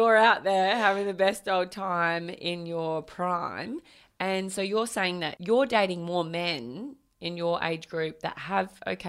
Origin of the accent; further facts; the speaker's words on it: Australia; as Australian women